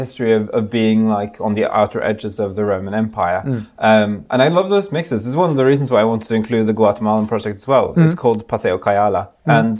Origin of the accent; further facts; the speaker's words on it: Norway; I grew up in Norway, in Europe